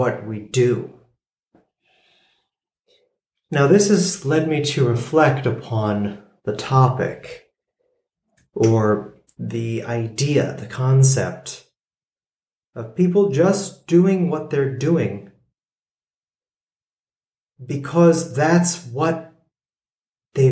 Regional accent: United States; being an American

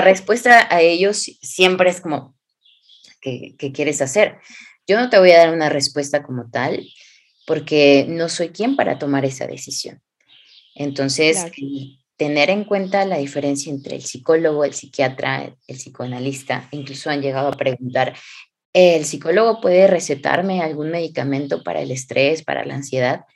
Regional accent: Hidalgo, Mexico; moved away; also born or lived in Xalapa, Veracruz; yo soy del hermoso estado de Hidalgo, México

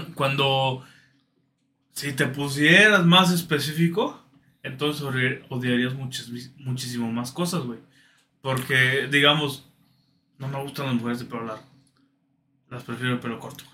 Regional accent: Mexico; crecer en un, en una casa que, pues, como muchos mexicanos, güey, que son católicos conservadores

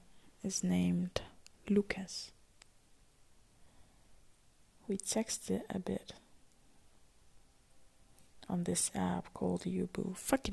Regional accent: Palestine; also born or lived in Syria; So yeah, I tell people that I'm from Palestine. Because my mom is from Palestine. I'm half Palestine, half Syria. But I just tell that I'm from Palestine.

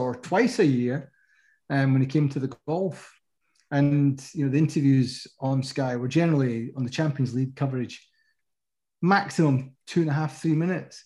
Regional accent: Scotland, United Kingdom; I'm from Scotland

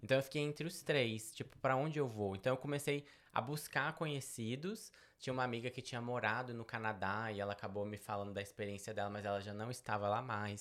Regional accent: Belo Horizonte, Minas Gerais, Brazil; moved away as an adult; also born or lived in Betim; now in United States; Eu sou natural de Belo Horizonte, nasci em Belo Horizonte.

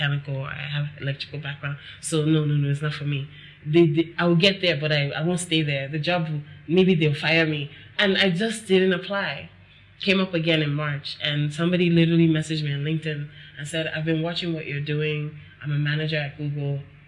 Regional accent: Nigeria; I think that also growing up in Nigeria, from what I've experienced with people, we and they, I can say we because I'm here too

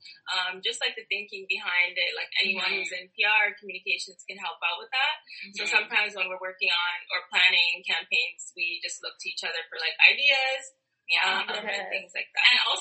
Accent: Brampton, Ontario, Canada; we're actually from Brampton.

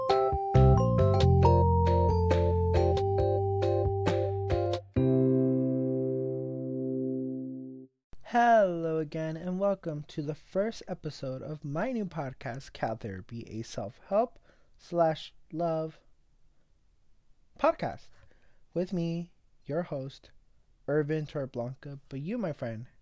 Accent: Los Angeles, California, United States; I am 16 years old and I am from East

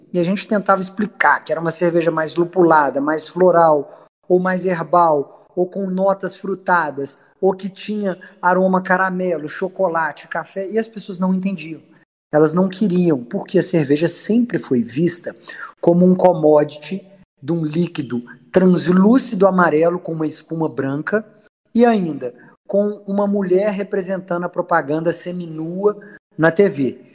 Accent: Minas Gerais, Brazil; como um bom mineiro

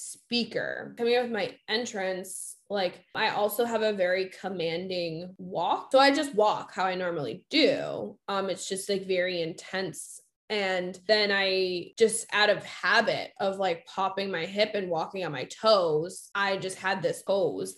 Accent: Massachusetts, United States

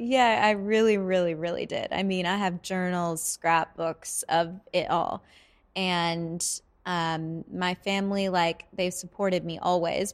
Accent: Vancouver, British Columbia, Canada; moved away; I'm from Vancouver

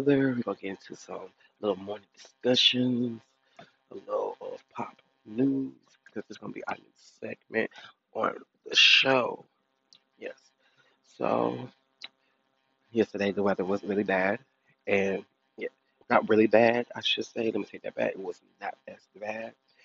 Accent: Detroit, Michigan, United States; now in Hoover, United States; my home state, Detroit, Michigan

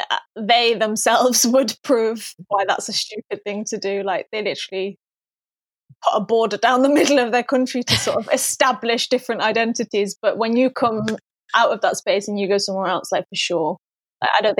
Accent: Pakistan; someone thought that I was Persian, I was like, oh, that's good because that means that no one knows I'm Pakistani, as though it was something to be embarrassed of.

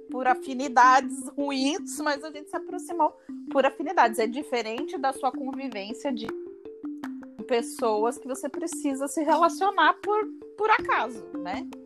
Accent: São Paulo, Brazil; moved away; depois de tanto tempo assim fora do meu habitat, é, já faz 15 anos, né, uhum. que eu uhum. saí de São Paulo.

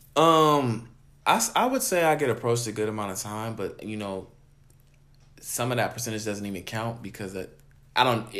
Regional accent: California, United States; I'm from California

